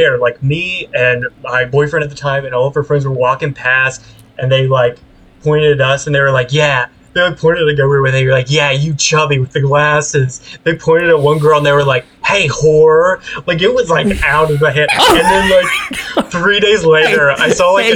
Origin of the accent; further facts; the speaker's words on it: Texas, United States; moved away; I grew up in Texas